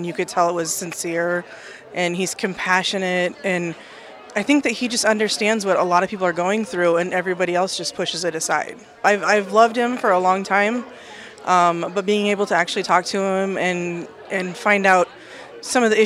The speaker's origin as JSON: {"language": "English", "town": "Council Bluffs", "region": "Iowa", "country": "United States", "said": "I'm from Council Bluffs, Iowa."}